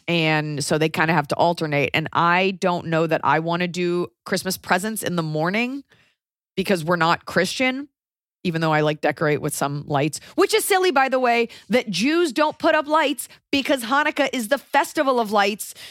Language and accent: English; United States; as an American